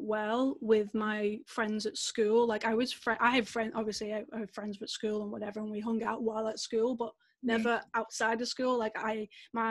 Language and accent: English; Manchester, North West England, United Kingdom; I'm from Manchester, we had the Commonwealth Games here in Manchester